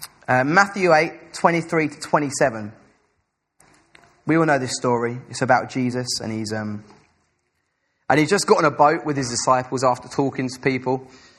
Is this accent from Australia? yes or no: no; England, United Kingdom; Us as English people like to be reserved. I know I come from a really, really traditional English family where everyone sits at dinner table.